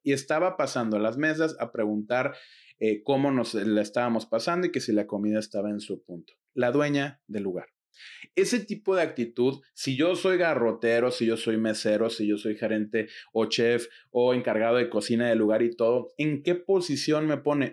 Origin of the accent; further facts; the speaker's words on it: Mexico; en mi país, México